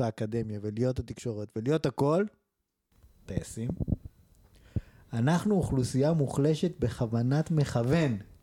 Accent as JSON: {"language": "Hebrew", "country": "Israel", "tie": "born or raised there", "said": "אנחנו גדלנו בפריפריה"}